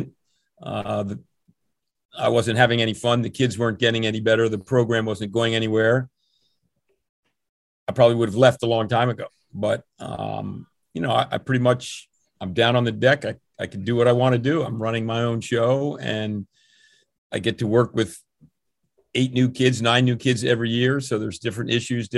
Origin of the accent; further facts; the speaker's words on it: Princeton, New Jersey, United States; I grew up in Princeton, New Jersey